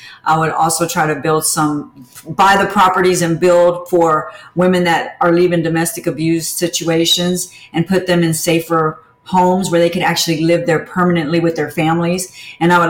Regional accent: Houston, Texas, United States; I'm from Texas and everything comes in giant portions

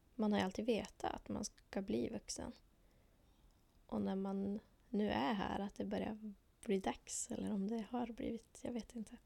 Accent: Lycksele, Västerbotten County, Sweden; moved away as an adult; now in Umeå, Sweden; Jag kommer från Lycksele. Jag har bott här i Umeå

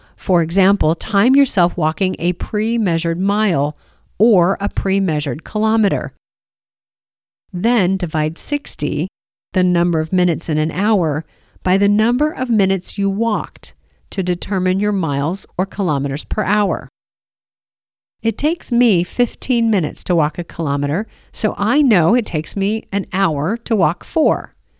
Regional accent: United States; As an American

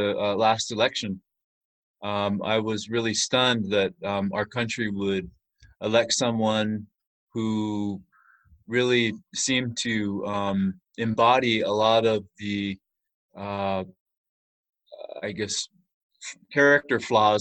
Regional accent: Crow Agency, Montana, United States; moved away as an adult; now in Bozeman, United States; I hail from Crow Agency, Montana on the Crow Indian Reservation. I grew up just about a mile from the famous Little Bighorn Battlefield and spent my life there growing up

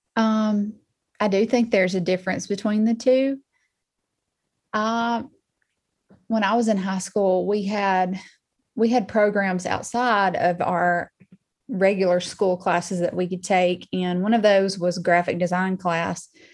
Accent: Muscle Shoals, Alabama, United States; I was born and raised in Muscle Shoals, Alabama. I've been here pretty much my whole life.

